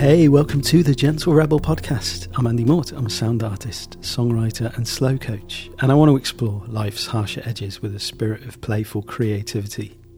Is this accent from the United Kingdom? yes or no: yes; Leamington Spa, West Midlands, United Kingdom; my hometown, Leamington Spa